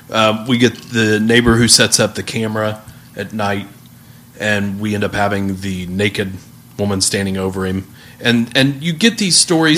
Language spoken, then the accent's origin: English; United States